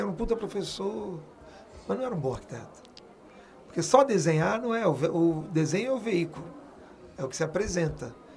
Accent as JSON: {"language": "Portuguese", "region": "Rio de Janeiro", "country": "Brazil", "tie": "born or raised there", "also_born_or_lived": "Paris, France / São Paulo / Minas Gerais", "said": "eu vivi no Rio."}